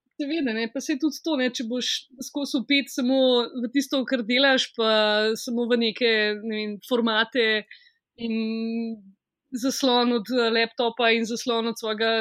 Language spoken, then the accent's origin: Slovenian; Ljubljana, Slovenia; jaz sem iz Šiške